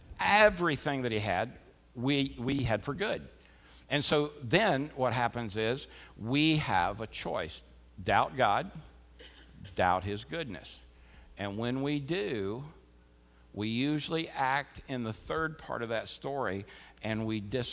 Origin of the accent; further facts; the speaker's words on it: Florida, United States; as a kid, growing up in Florida